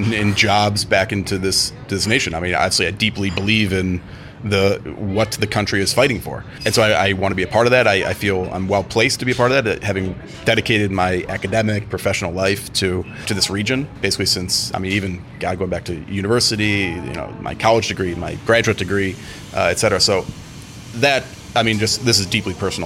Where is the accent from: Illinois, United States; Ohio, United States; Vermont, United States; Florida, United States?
Ohio, United States; Cleveland; moved away as an adult; now in Ukraine; I'm from Cleveland, Ohio originally